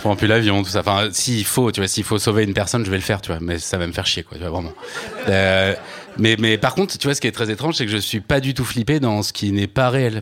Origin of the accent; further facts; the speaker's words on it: Normandy, France; moi j'ai grandi donc en Normandie dans les années 80